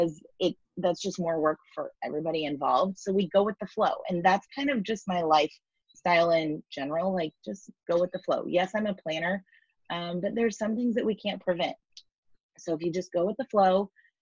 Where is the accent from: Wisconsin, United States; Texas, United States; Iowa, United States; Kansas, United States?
Kansas, United States; Overland Park; We're fifth generation Kansas City